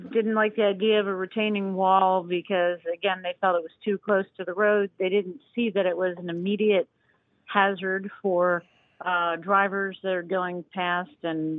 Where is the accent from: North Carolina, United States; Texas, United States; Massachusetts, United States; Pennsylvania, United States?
Pennsylvania, United States; Harleysville; Harleysville. Yep, I'm from Harleysville.